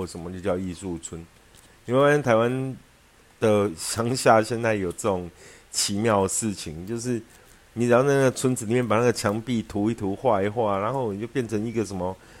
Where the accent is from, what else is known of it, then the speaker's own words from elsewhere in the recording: Yunlin County, Taiwan; 我们老家云林